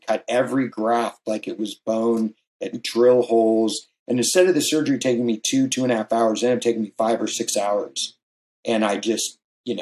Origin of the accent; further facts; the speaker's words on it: San Clemente, California, United States; also born or lived in Hawaii; I grew up here in Southern California and also in Hawaii. And the town I grew up in is very well known for surfing. It's called San Clemente